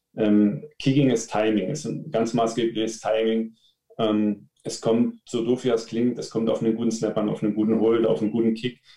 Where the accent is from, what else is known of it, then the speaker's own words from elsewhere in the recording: Leipzig, Saxony, Germany; ich komme aus Leipzig, bin 31 Jahre alt.